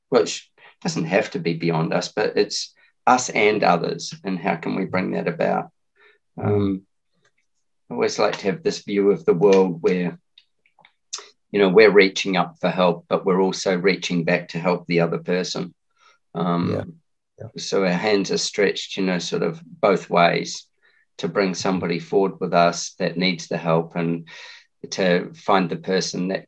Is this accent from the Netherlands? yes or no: no; Lower Hutt, Wellington, New Zealand; As a kid, I lived in Wellington. I grew up in Lower Hutt, or in Belmont in Lower Hutt.